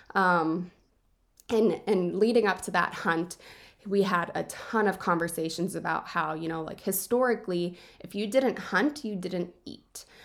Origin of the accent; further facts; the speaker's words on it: DuBois, Pennsylvania, United States; I grew up in Du Bois